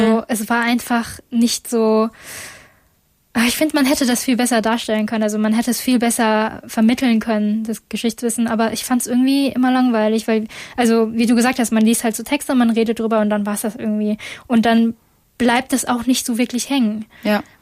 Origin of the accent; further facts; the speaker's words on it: Essen, North Rhine-Westphalia, Germany; ich komme eigentlich, also ich bin in Essen geboren